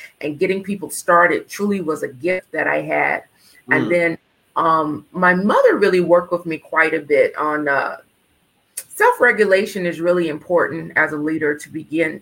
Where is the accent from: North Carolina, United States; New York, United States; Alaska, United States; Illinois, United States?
North Carolina, United States; Winston-Salem; I was born in Winston-Salem, North Carolina.